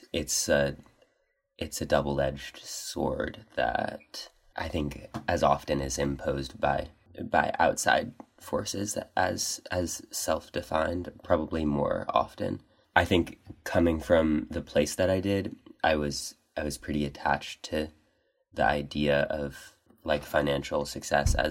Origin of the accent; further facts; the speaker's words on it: Corvallis, Oregon, United States; moved away; from Corvallis, Oregon. A little bit far.